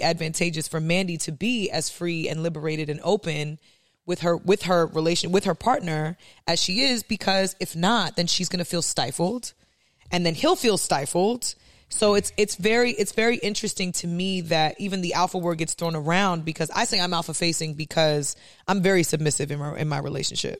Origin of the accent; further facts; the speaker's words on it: New York City, New York, United States; I grew up in New York City, which is a hard place to grow up.